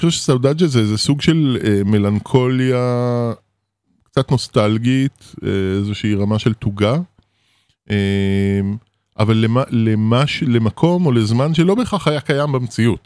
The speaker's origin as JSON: {"language": "Hebrew", "country": "Israel", "tie": "born or raised there", "also_born_or_lived": "Paris, France", "second_language": "Hebrew", "said": "גדלנו בקיבוץ"}